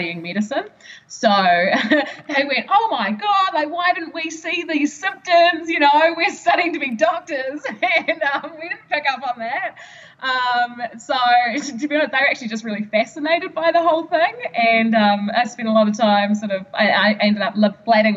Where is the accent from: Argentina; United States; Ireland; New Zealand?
New Zealand; Gore, Southland; also born or lived in Dunedin; between there and home, I was traveling up and down to see, you know, my GP in Gore